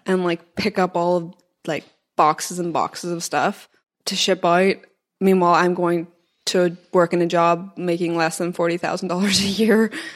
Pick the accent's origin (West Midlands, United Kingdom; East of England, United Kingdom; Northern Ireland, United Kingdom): Northern Ireland, United Kingdom; Belfast; moved away as an adult; also born or lived in Scotland / New York / Austin; I went to uni in Scotland, I, I grew up in Belfast, and then I moved to New York